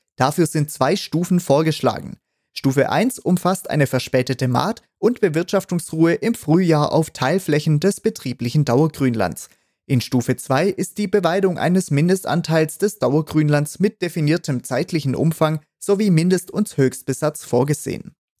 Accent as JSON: {"language": "German", "country": "Germany", "said": "Bei uns in Deutschland"}